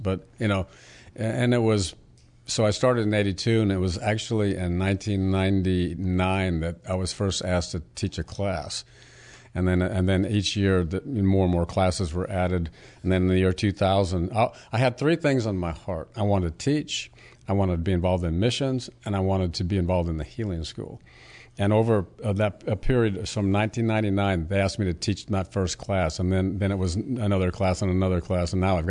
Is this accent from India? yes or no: no; Puerto Rico; also born or lived in Hawaii; I was born in an Army hospital in Hawaii. I was raised on Navy bases and went to school at Army bases in Puerto Rico.